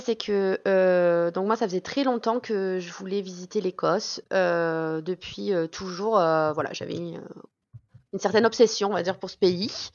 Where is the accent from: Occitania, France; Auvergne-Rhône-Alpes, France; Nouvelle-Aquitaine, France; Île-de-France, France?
Auvergne-Rhône-Alpes, France; South Ardèche; moved away as an adult; now in Scotland; on est originaire à la base du Sud Ardèche